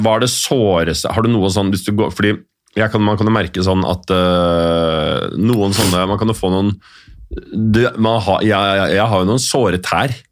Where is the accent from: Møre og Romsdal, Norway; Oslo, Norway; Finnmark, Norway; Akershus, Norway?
Oslo, Norway; Jeg gikk på Nordseter